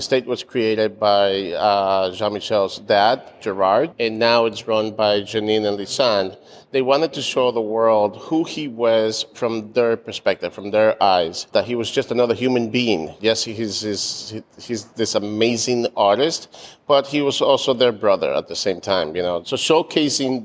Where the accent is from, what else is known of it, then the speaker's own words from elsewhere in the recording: New York City, New York, United States; I grew up in the East Village myself